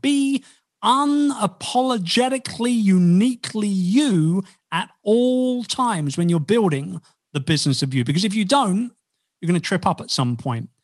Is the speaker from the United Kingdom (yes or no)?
yes; United Kingdom; I'm about as un-British as a Brit as you'll ever meet